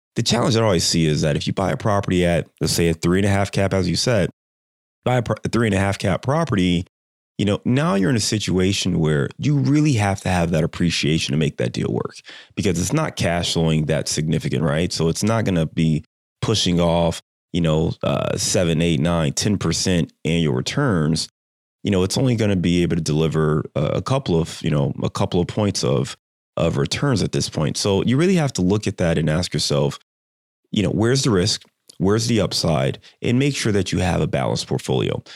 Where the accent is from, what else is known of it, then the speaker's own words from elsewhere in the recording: Cleveland, Ohio, United States; moved away; I'm from Cleveland